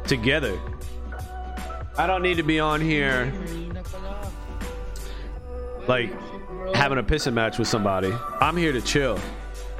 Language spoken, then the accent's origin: English; United States; I'm from US, USA